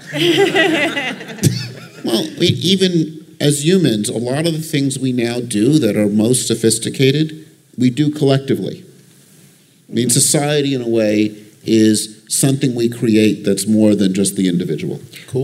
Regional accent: Long Island, New York, United States; I grew up on Long Island.

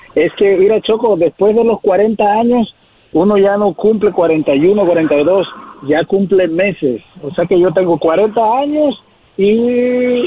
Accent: Acapulco, Guerrero, Mexico; now in Santa Maria, United States

